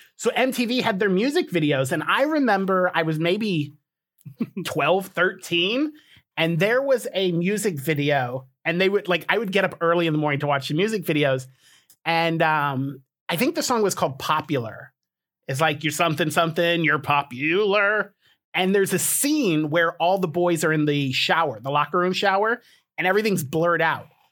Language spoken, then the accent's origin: English; Colorado, United States; I was born in Colorado